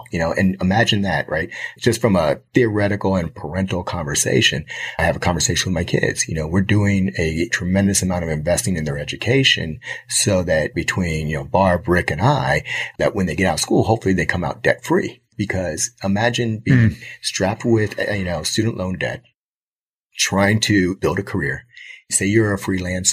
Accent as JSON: {"language": "English", "town": "Miami", "region": "Florida", "country": "United States", "tie": "born or raised there", "said": "Growing up in Miami, you know, I'm a UM fan from day one"}